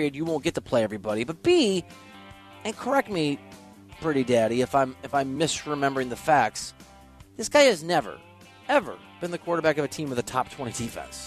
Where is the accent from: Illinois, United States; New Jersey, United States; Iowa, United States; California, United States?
Iowa, United States; Dubuque; I come from Dubuque, Iowa, and I was there when the plant shut down